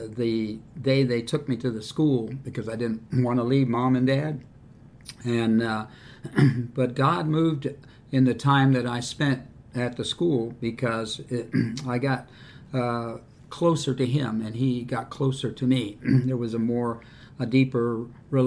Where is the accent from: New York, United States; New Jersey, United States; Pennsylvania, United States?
New York, United States; New York City; moved away as an adult; now in Miamisburg, United States; I was born in New York City in 1940.